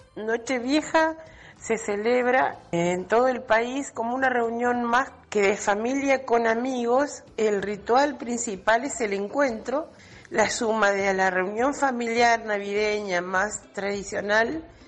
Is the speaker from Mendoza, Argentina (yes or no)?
no; Monte Hermoso, Buenos Aires Province, Argentina; yo soy bonaerense